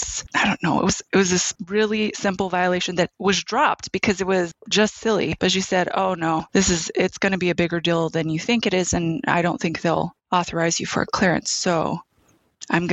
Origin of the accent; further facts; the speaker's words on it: Albuquerque, New Mexico, United States; moved away as an adult; I'm from Albuquerque, New Mexico.